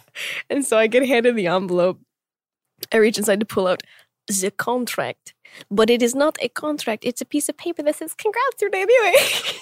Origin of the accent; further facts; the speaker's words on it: Tulsa, Oklahoma, United States; moved away as an adult; being born and raised there for twenty-one years